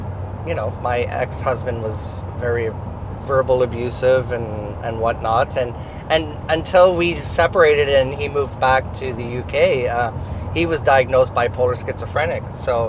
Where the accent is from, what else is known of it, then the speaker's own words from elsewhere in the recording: Amherst, Quebec, Canada; while I am French, I'm born and raised in Amherst, Quebec